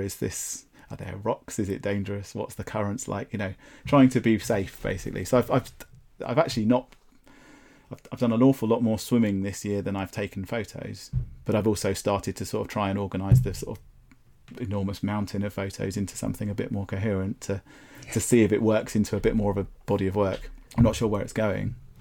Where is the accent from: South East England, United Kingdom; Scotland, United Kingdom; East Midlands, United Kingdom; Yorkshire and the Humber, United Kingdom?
South East England, United Kingdom; Brighton; also born or lived in London; I was born in Brighton and I grew up here